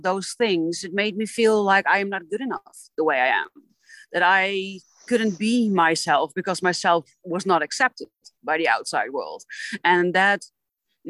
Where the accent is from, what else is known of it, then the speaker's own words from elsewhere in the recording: Netherlands; I am from the Netherlands.